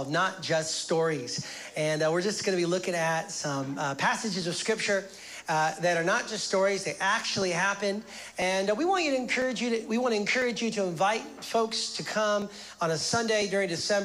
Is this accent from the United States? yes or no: yes; United States; now in Canada; I'm American